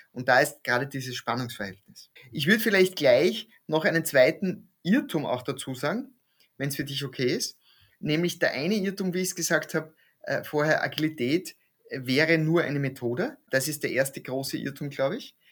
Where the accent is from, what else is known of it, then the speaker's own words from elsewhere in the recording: East Styria, Austria; moved away; also born or lived in Graz / Krems / Vienna; Ich komme aus der Steiermark, bin in der Oststeiermark aufgewachsen